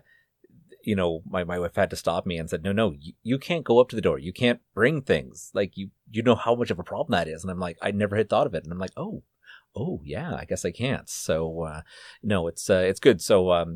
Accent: Canada; we are Canadian

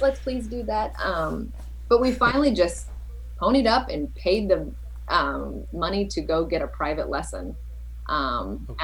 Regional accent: Southern California, United States; also born or lived in East Coast; born and raised in Southern California

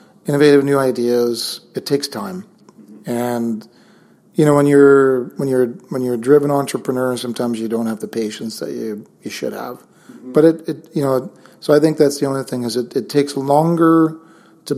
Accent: Saskatchewan, Canada; now in Kelowna, Canada; growing up in Saskatchewan, I grew up in a small town

